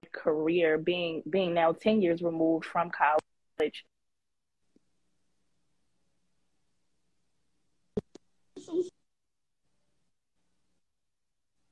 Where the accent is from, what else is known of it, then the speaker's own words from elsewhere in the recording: Baltimore, Maryland, United States; born and raised in Baltimore, Maryland, actually attended a high school called Pikesville High School